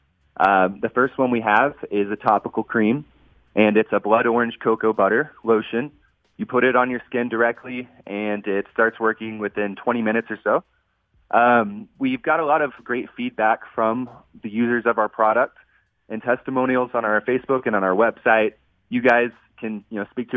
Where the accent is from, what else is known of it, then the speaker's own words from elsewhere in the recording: Texas, United States; I'm from Texas, born and raised